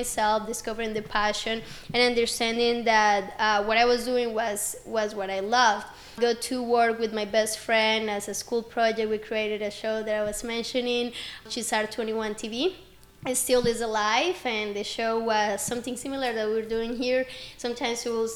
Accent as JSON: {"language": "English", "town": "Medellín", "region": "Antioquia", "country": "Colombia", "second_language": "English", "moved": "as an adult", "lives_now": "Orlando, United States", "said": "I'm originally from Medellin, Colombia, and I came here in 2016. I was 18, just about to turn"}